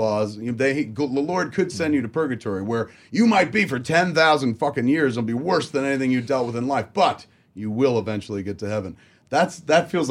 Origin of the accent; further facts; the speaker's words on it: Boston, Massachusetts, United States; we grew up Boston